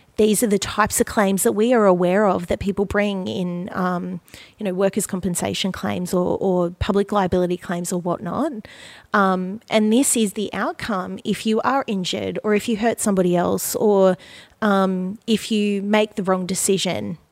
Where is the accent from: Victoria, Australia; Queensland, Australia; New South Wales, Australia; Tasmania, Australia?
Queensland, Australia; Gold Coast; I grew up on the Gold Coast. I was born and raised here